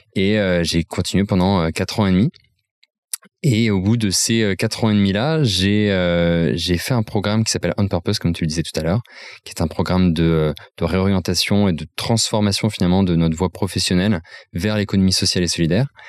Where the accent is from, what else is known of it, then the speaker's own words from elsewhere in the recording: Nancy, Grand Est, France; je viens de Nancy, je suis un fier Lorrain